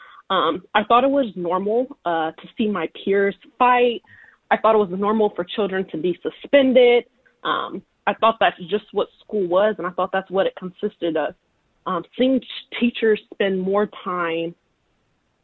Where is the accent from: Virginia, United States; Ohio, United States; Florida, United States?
Ohio, United States; Columbus; I grew up in Columbus, Ohio